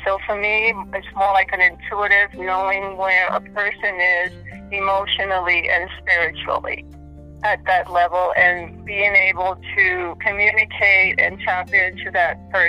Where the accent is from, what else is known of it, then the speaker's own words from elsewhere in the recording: Brooklyn, New York, United States; also born or lived in Puerto Rico; So I came to New York in Brooklyn when I was about four or five years old.